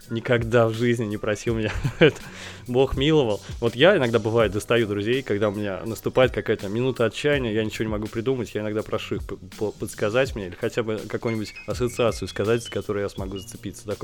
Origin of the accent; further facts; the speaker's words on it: Nizhny Novgorod, Nizhny Novgorod Oblast, Russia; Да, я из Нижнего Новгорода.